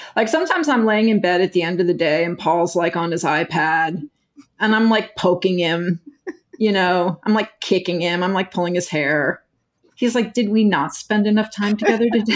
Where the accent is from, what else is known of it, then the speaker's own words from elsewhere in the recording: Texas, United States; moved away as an adult; now in New York, United States; I grew up in Texas